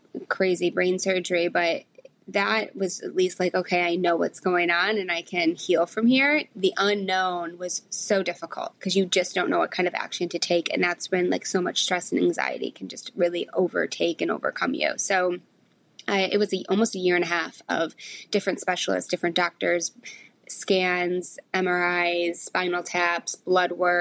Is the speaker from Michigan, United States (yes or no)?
yes; Michigan, United States; moved away as an adult; now in New York City, United States; I grew up in Michigan, went to college in Michigan, and I just always wanted to move to New York.